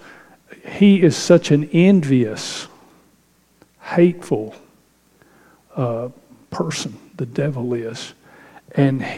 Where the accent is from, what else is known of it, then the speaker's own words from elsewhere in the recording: Northeast Texas, United States; moved away; growing up in Northeast Texas as a kid